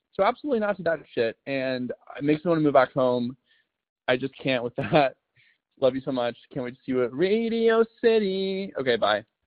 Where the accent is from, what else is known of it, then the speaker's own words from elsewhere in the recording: Alabama, United States; now in New York City, United States; I'm from the South. I'm from Alabama